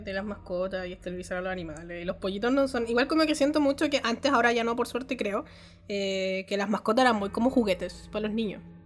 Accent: Chile; ahí en Chile

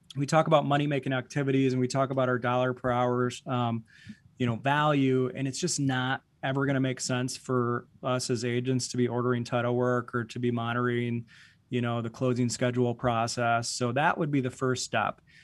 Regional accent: Boyne City, Michigan, United States; moved away as an adult; now in Grand Rapids, United States; I grew up in a very small town in northern Michigan, uh, Boyne City

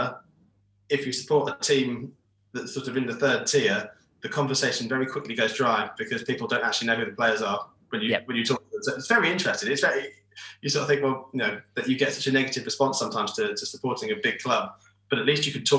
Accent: Peterborough, East of England, United Kingdom; where I grew up, which is Peterborough

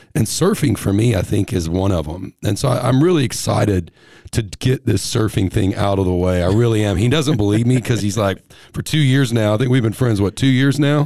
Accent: Texas, United States; also born or lived in Tennessee; I'm from Texas

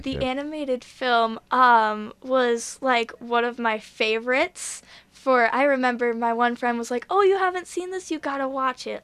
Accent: Buffalo, New York, United States; I am from Buffalo

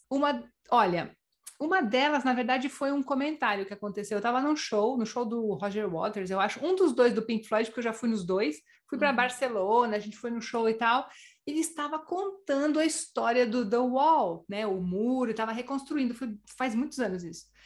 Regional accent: Brazil; now in Spain; nós somos três brasileiras completamente diferentes, com físico completamente diferente, a gente é brasileira.

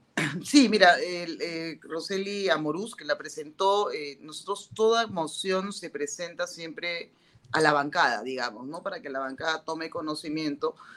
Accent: Peru; ese respeto que nos tenemos como peruanos

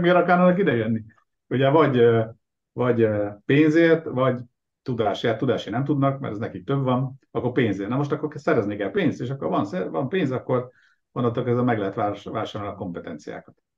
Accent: Nyíregyháza, Szabolcs-Szatmár-Bereg, Hungary; also born or lived in Debrecen; now in Budapest, Hungary; Eredetileg Nyíregyházán születtem, és ott nevelkedtem

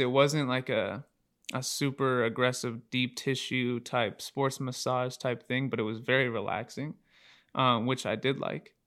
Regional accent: Aloha, Oregon, United States; from Aloha, Oregon. Uh, pretty much grew up here my whole life. Born and raised here in Oregon

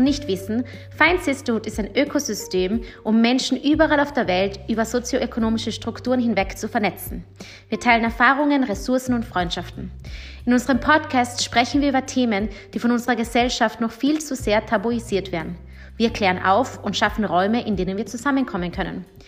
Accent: Austria; first language German; moved away; also born or lived in Mexico; aber ich selbst bin halbe Österreicherin und halbe Mexikanerin

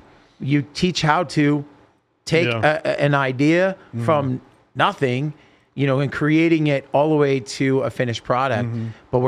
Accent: Salem, Oregon, United States; moved away; we grew up together in Salem, Oregon. Yeah. That's where we're from. Yeah. We grew up in Salem.

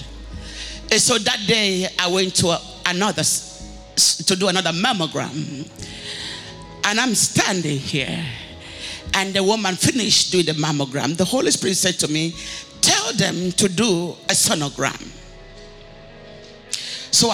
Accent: Akwa Ibom, Nigeria; moved away as an adult; now in United States; I come from Aquaibom

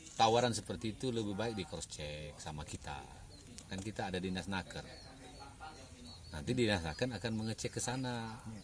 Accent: Indonesia; moved away as an adult; now in London, United Kingdom; memperkenalkan diri saya dari Indonesia

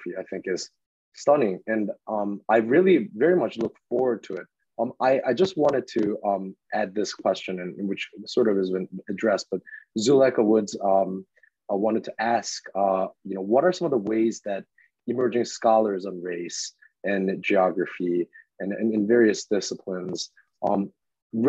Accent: Chicago, Illinois, United States; I'm actually from Chicago.

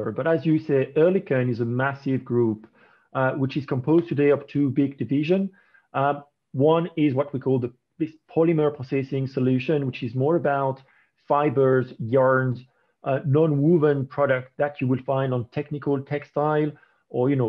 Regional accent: France; accent: French; English is a second language; as you may recognize by my accent, I'm actually French.

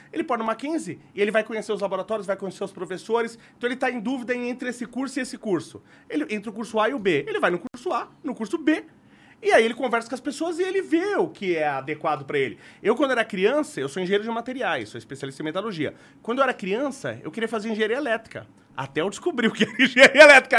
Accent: Brazil; me padre, italiano, sou nato qua

